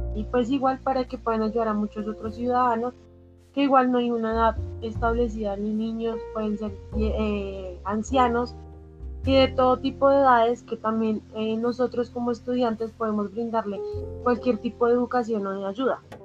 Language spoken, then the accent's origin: Spanish; Colombia; somos estudiantes de la Universidad Distrital y que somos colombianos